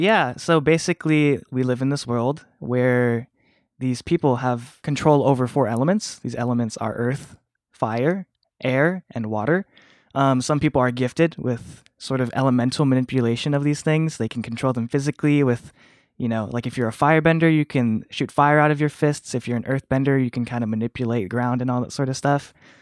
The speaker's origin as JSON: {"language": "English", "country": "Philippines", "said": "I was raised Catholic. I'm Filipino, so I'm kind of a cradle Catholic."}